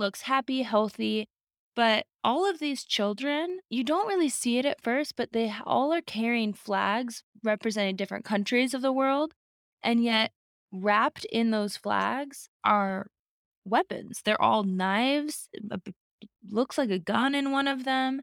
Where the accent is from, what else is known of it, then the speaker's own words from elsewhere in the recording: Alaska, United States; growing up in Alaska.